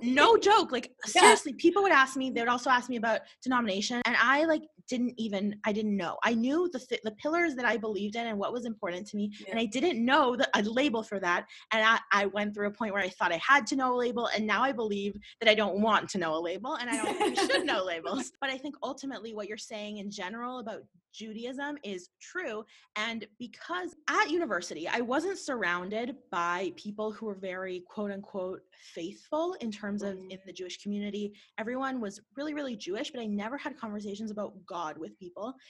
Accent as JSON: {"language": "English", "town": "Winnipeg", "region": "Manitoba", "country": "Canada", "tie": "born or raised there", "said": "I grew up in Winnipeg and in Winnipeg we are secluded"}